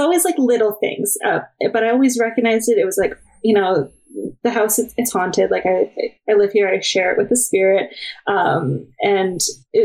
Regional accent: Oakville, Ontario, Canada; I grew up in Oakville, Ontario

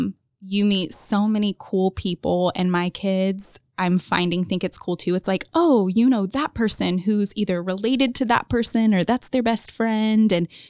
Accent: Jonesboro, Indiana, United States; I grew up in Jonesboro, very rural. Like, they did not plow our roads on snow days. So way out there.

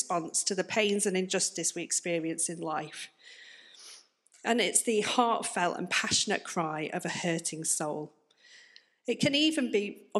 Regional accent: the north of England, United Kingdom; moved away as an adult; now in Plymouth, United Kingdom; as you may be able to tell from my accent, I'm not from round here. I'm actually from up north

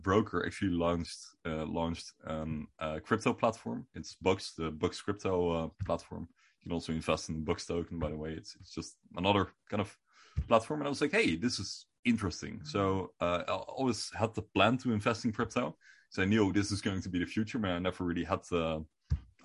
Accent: Netherlands; first language Dutch; English is a second language

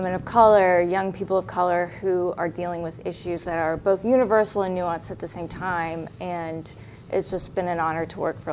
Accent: Alabama, United States; And I grew up in Alabama in a primarily, 99.9% white suburb

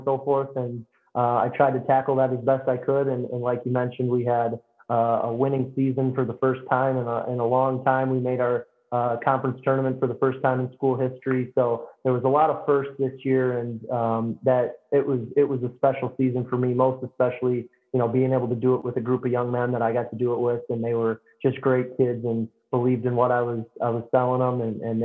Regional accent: St. Charles, Missouri, United States; moved away as an adult; now in Decatur, United States; I transferred back to my hometown, St. Charles, Missouri

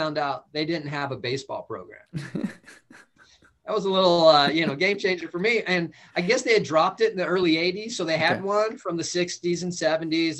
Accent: Calabasas, California, United States; moved away; I grew up in Southern California. Went to Calabasas High School

